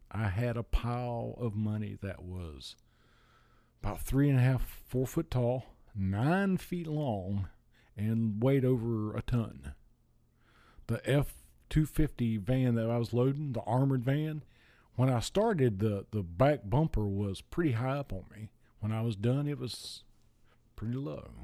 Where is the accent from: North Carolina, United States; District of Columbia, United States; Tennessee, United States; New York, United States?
North Carolina, United States; Gastonia; moved away as an adult; also born or lived in Hilton Head Island, South Carolina / Florida; I was born in, uh, Gastonia, North Carolina